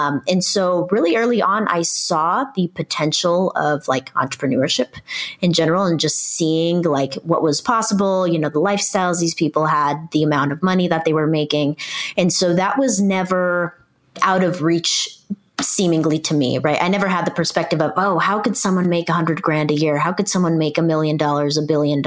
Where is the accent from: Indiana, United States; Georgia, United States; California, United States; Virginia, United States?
California, United States; Irvine; I grew up in Orange County, which is in Southern California